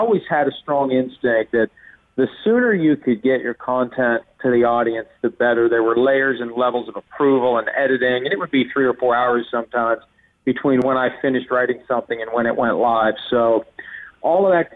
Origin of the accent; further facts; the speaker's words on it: Wheeling, West Virginia, United States; moved away as an adult; now in Bridgeport, United States; I grew up in a town called Wheeling, West Virginia, which is 60 miles southwest of Pittsburgh.